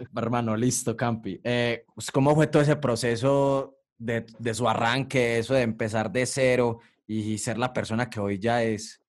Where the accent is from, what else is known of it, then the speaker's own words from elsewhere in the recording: Colombia; lo que somos como colombiano